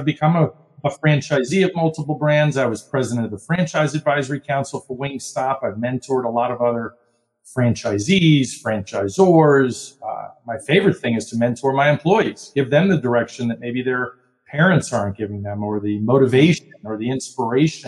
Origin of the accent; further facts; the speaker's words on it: New York City, New York, United States; I was born in Brooklyn, New York, grew up in a Wall Street family